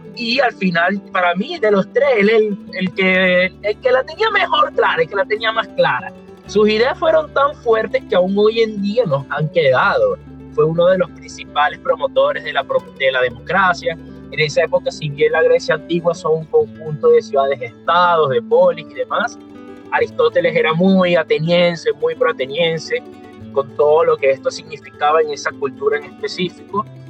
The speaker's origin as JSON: {"language": "Spanish", "country": "Venezuela", "said": "yo también como él soy venezolano"}